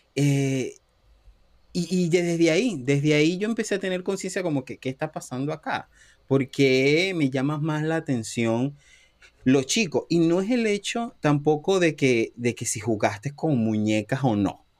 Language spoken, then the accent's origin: Spanish; Cabimas, Zulia, Venezuela; moved away as an adult; also born or lived in Panama; now in Boston, United States; soy venezolano, eh, nací en, Cabimas, Estado Zulia